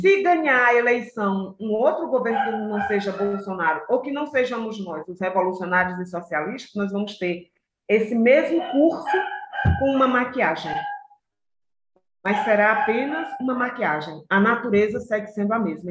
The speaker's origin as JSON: {"language": "Portuguese", "town": "Aracaju", "region": "Sergipe", "country": "Brazil", "tie": "born or raised there", "also_born_or_lived": "Pernambuco", "moved": "yes", "lives_now": "São Paulo, Brazil", "said": "eu sou lá de Pernambuco, fui criada em Aracaju, moro em São Paulo"}